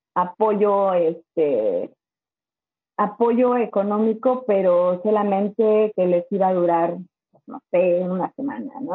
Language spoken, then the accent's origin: Spanish; Zinacantepec, State of Mexico, Mexico; moved away as an adult; now in Michigan, United States; soy del Estado de México, de un pueblito llamado Sinacantepec. Este, siempre digo Toluca porque Sinacantepec casi nadie lo conoce. Estamos, yo creo que a 15 minutos de Toluca, pero en ese pueblito yo me creé, crecí en Santa Cruz Cautenco